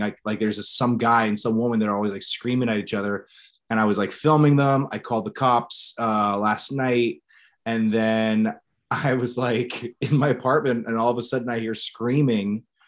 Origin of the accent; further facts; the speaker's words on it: Ohio, United States; moved away as an adult; I moved back to my hometown in Ohio